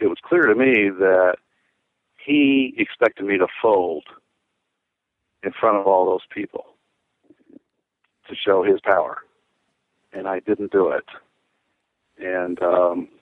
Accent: Southwest, United States; accent: Southwestern; my Southwestern accent

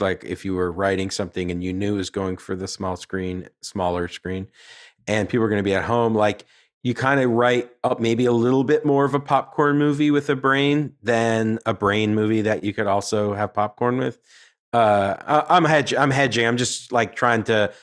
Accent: New York, United States; as a New Yorker

